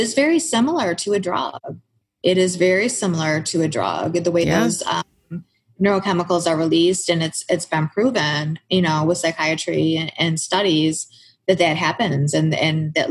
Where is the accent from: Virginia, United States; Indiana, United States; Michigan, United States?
Michigan, United States; Lapeer; I grew up in Lapeer, Michigan, which is a very rural country town, dirt roads, farms.